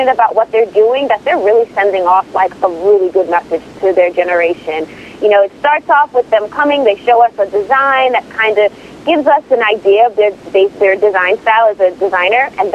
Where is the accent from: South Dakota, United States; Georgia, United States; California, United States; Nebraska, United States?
Nebraska, United States; Omaha; I grew up in Omaha, Nebraska, and my mother was a seamstress.